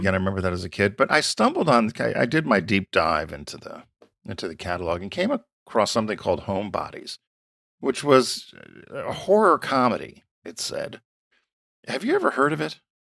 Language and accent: English; Stamford, Connecticut, United States; moved away; when I grew up in Stamford.